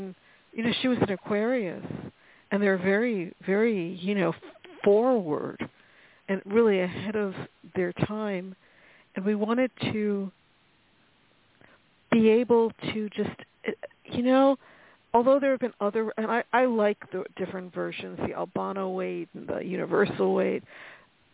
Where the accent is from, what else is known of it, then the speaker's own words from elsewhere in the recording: New York, United States; I'm from New York.